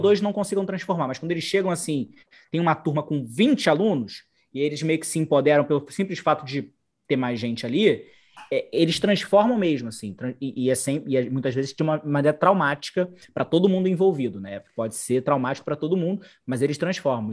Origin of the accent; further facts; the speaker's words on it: Brazil; eu sou um negro, por exemplo, brasileiro, né, existindo no Brasil